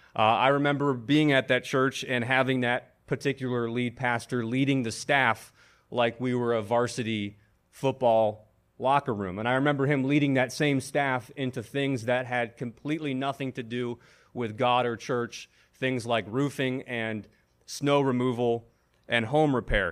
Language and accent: English; Buffalo, New York, United States; moved away as an adult; now in Washington, D.C., United States; I was hired as an associate pastor in my hometown of Buffalo, New York.